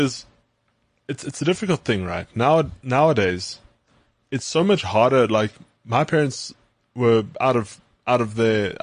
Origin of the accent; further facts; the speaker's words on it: West Rand, Gauteng, South Africa; I'm from the West Rand